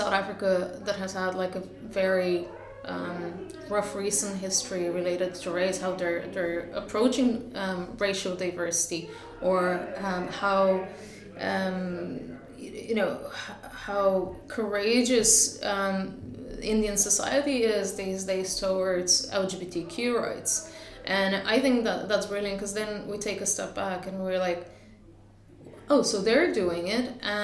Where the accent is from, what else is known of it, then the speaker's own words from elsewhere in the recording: Bulgaria; now in Ireland; my home country, Bulgaria